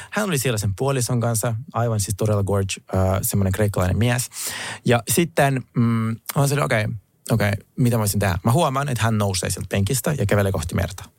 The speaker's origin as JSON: {"language": "Finnish", "country": "Finland", "tie": "born or raised there", "also_born_or_lived": "Russia", "said": "Olen kyllä kasvanut Suomessa"}